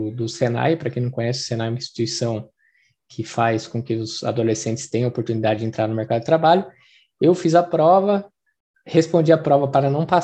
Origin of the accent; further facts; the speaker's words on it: Jundiaí, São Paulo, Brazil; Sou natural aqui de Jundiaí, no estado de São Paulo, no interiorzinho do estado de São Paulo, uma cidade muito gostosa, que está crescendo bastante.